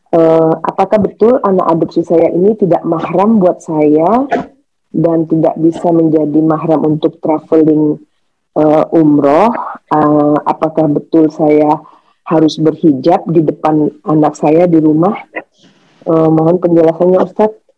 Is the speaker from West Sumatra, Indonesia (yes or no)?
yes; Padang, West Sumatra, Indonesia; Dari jalur ibu. Kita dari Baik. orang Padang.